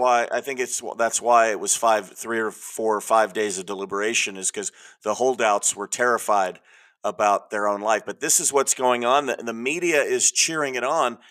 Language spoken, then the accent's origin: English; California, United States; I'm from California